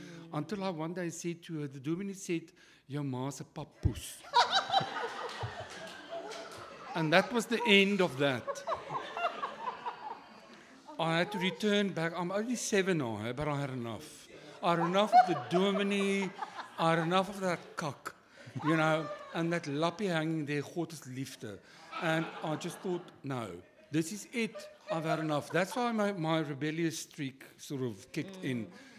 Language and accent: English; Cape Town, Western Cape, South Africa; I was born out of wedlock, and then I grew up in Kloof Street in boarding houses with my mother, who was very poor.